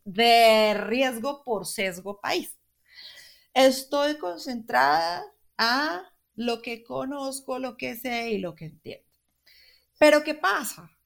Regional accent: Colombia; nosotros somos colombianos y al estar en Colombia

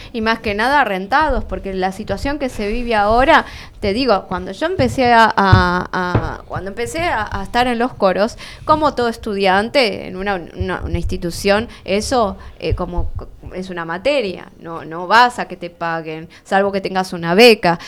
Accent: Almirante Brown, Buenos Aires Province, Argentina; yo soy de Almirante Brown

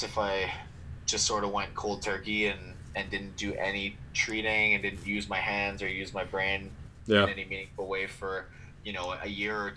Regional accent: Alberta, Canada; moved away as an adult; also born or lived in Eastern Canada / Nanaimo, British Columbia; I grew up in Alberta, so I'm kind of from Western Canada already

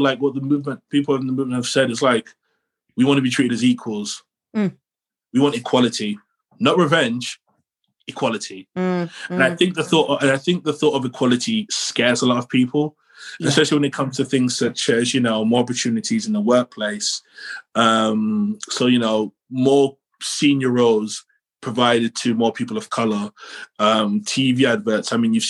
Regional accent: London, United Kingdom; born there; It's like, well, I was born in London. So, you know, I could just go back to London, but the journey is a pain.

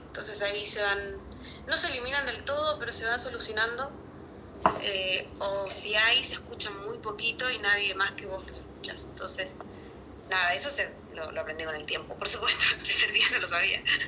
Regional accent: Chile; now in Buenos Aires, Argentina; fue en mi pueblo, de hecho, en Chile

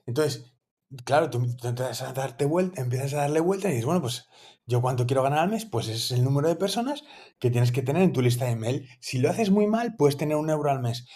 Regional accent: Asturias, Spain; now in Valencia, Spain; yo soy asturiano

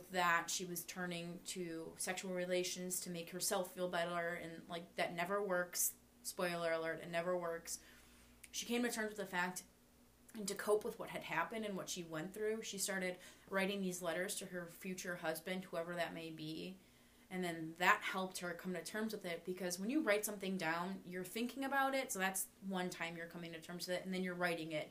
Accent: Ireland; I'm Irish, so I don't say you have to forgive everyone

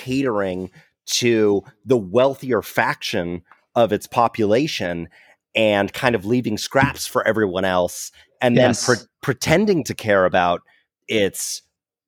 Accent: Bay Area, California, United States; growing up in the Bay Area, I mean, we're a very progressive place

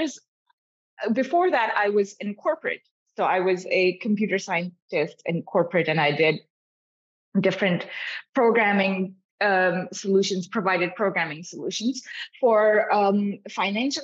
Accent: Pakistan; also born or lived in Davis, California, United States; now in United States; I grew up in Pakistan. I was born here when my dad was getting his PhD in genetics

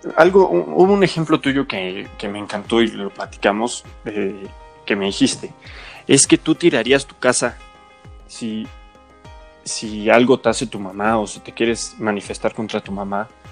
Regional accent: Mexico; somos mexicanos.

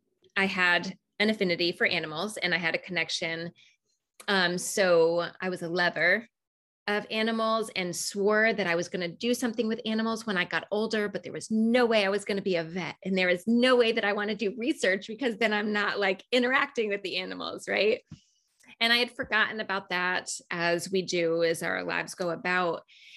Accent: Raleigh, North Carolina, United States; there was going to be the first level right in my hometown in Raleigh when I was living in Raleigh, North Carolina.

